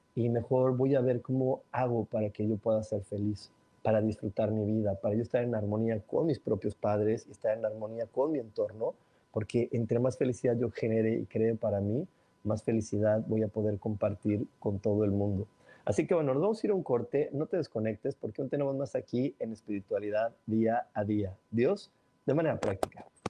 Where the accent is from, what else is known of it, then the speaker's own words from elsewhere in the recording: Mexico; soy mexicano